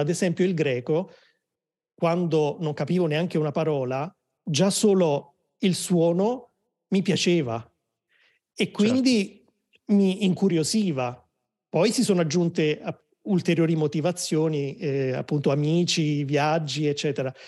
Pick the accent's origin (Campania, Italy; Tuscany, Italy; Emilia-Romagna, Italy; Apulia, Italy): Campania, Italy; Naples; moved away; also born or lived in Rome; sono di Napoli, ma ho vissuto a Roma per tanti anni